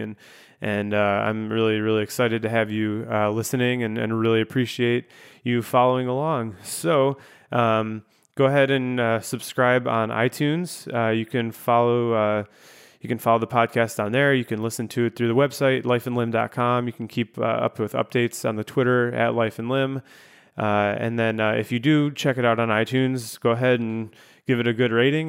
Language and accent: English; Chicago, Illinois, United States; moved away as an adult; also born or lived in Grand Rapids, Michigan; I was moving from Grand Rapids, Michigan back here to my hometown of Chicago